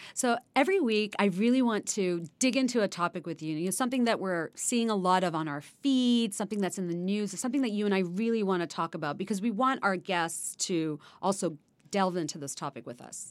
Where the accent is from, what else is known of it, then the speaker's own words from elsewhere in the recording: Bangladesh; now in United States; when I was growing up in Bangladesh